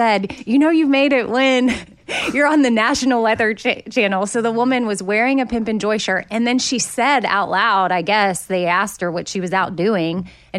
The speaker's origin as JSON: {"language": "English", "region": "Texas", "country": "United States", "tie": "born or raised there", "said": "you know, I grew up in Texas. There was not always severe weather, which is why what's happening there right now is so crazy in Austin."}